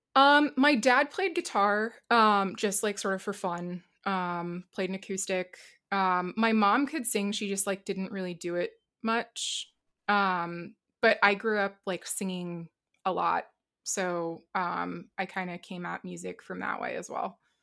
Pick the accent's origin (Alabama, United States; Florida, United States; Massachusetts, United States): Massachusetts, United States; Boston; I'm from Boston